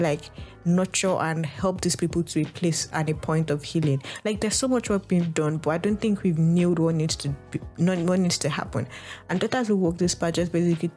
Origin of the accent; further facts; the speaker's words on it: Lagos, Nigeria; my experience in Nigeria, or growing up African at that point in time, or growing up in Nigeria, or living as a middle class in a middle class family in like Lagos